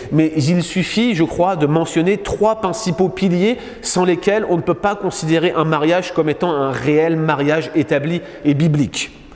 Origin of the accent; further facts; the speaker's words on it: France; now in Quebec, Canada; en France, dans mon pays d'origine